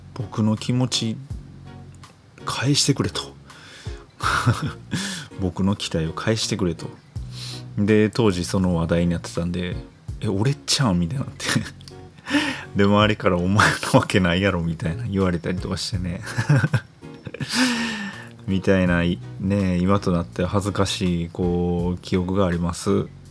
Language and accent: Japanese; Sakurai, Nara, Japan; 出身の、奈良、奈良出身なんですけど、奈良出身の、あの、桜井中学っていう